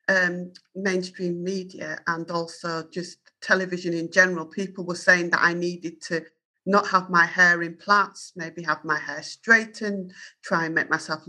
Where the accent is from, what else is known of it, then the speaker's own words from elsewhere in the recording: Yorkshire and the Humber, United Kingdom; accent: Yorkshire; my Yorkshire accent